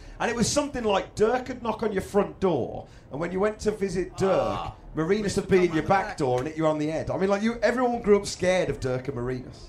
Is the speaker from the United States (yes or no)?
no; Wolverhampton, West Midlands, United Kingdom; now in London, United Kingdom; growing up in Wolverhampton